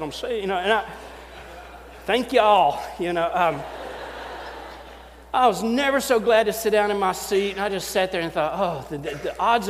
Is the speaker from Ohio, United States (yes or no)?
no; Knoxville, Tennessee, United States; accent: Southern; I'm a pastor from Knoxville, Tennessee.